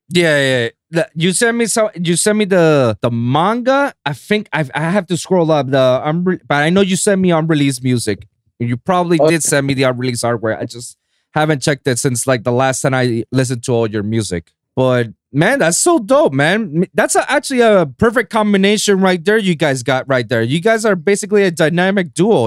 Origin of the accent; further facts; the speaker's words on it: San Juan, Puerto Rico; moved away as an adult; now in United States; I was born and raised in San Juan, Puerto Rico